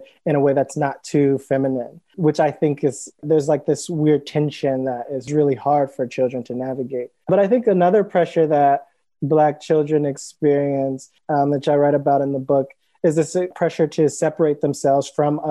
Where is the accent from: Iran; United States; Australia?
United States; Cleveland, Ohio; now in Brooklyn, United States; I live in New York currently in Brooklyn, and I'm originally from Cleveland, Ohio